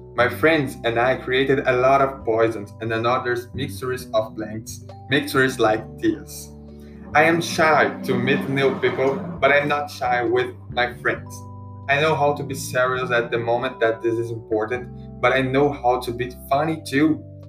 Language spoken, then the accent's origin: English; Timóteo, Minas Gerais, Brazil; English is a second language; I was born in Timóteo and I live there